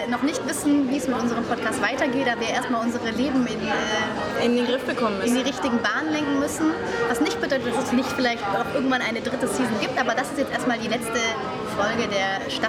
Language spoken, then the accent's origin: German; Swabia, Germany; Er ist ja Schwabe, ich bin ja auch Schwabe.